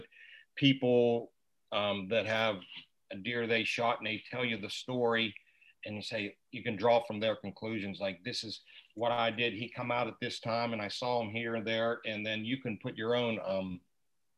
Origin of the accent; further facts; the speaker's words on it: Southwest Pennsylvania, United States; I grew up in Southwest PA, rifle hunting